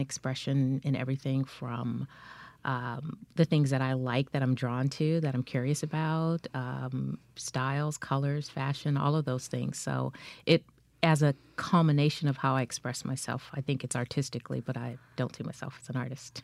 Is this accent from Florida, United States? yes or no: no; Culver City, California, United States; I grew up in, uh, Culver City, California, which is in L A County